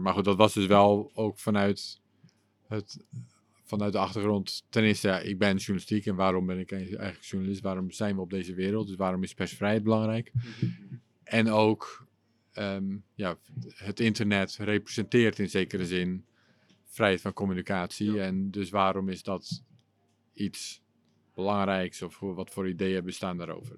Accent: Schagen, North Holland, Netherlands; first language English; also born or lived in England; now in Utrecht, Netherlands; in het dorpje waar ik vandaan kom, het stadje. Schagen, daar noemen ze het een stad

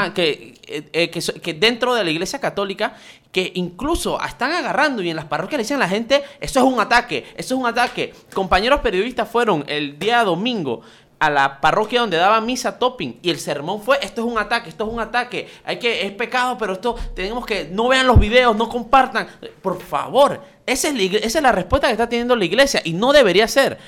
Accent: Panama; eso está prácticamente impregnado en nuestro ADN como panameños

